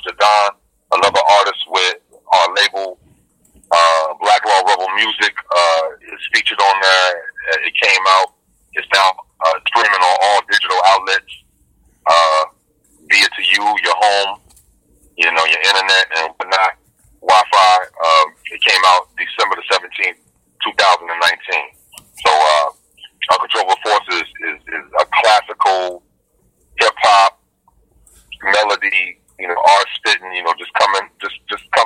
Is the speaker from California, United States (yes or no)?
no; Louisville, Kentucky, United States; My hometown, 502 Louisville, Kentucky